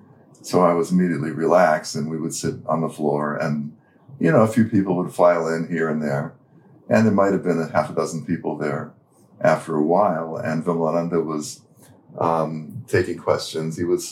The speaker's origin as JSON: {"language": "English", "town": "Santa Fe", "region": "New Mexico", "country": "United States", "tie": "born or raised there", "also_born_or_lived": "Pune", "moved": "yes", "said": "Which is my native place. Your hometown. And, my hometown."}